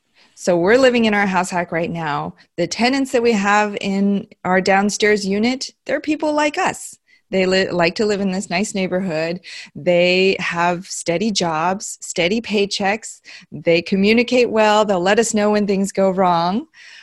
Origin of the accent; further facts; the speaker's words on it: Beijing, China; born there; moved away; also born or lived in Iowa / New Jersey / Tennessee; I was born in Beijing, okay. China. And then we moved to Iowa, New Jersey, Tennessee, which is where my husband and I met in high school, believe it or not.